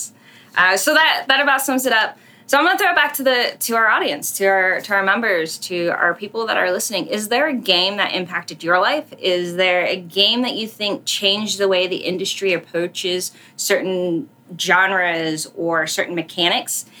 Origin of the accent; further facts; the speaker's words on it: United States; as an American